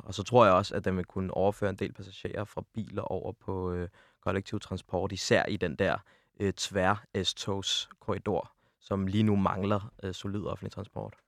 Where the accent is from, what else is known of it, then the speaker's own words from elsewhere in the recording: Vestegnen, Capital Region of Denmark, Denmark; jeg er oprindeligt ude fra Vestegnen af